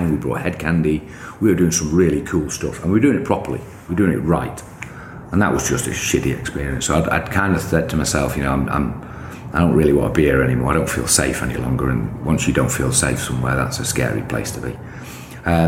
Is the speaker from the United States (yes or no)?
no; United Kingdom; I'm just a British kid